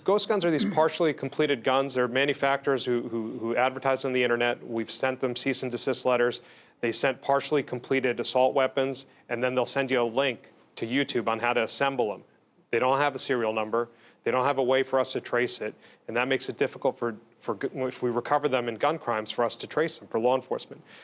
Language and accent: English; Bergen and Essex counties, New Jersey, United States; I was born in Jersey City, in Hudson. Grew up in Bergen and Essex